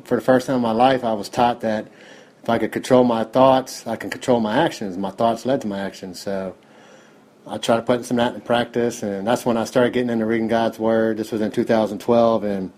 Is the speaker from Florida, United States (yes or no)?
no; Cincinnati, Ohio, United States; I'm from Cincinnati, Ohio, 43 years old.